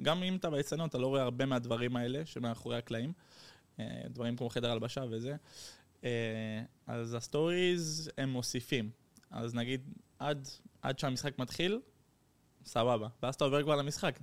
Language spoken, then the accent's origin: Hebrew; Netherlands; also born or lived in Netanya, Israel; now in Barcelona, Spain; נולדתי בהולנד, גדלתי בהולנד.